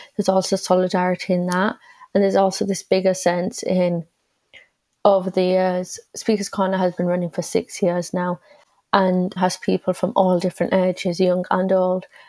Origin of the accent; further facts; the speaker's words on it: England, United Kingdom; I'm also British because this is where I've been born and where I've been brought up